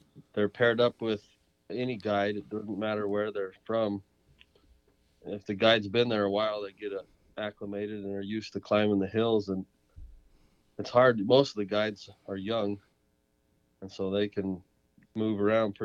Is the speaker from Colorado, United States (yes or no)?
yes; San Luis Valley, Colorado, United States; now in New Mexico, United States; I grew up in the San Luis Valley in Colorado, in South Central Colorado.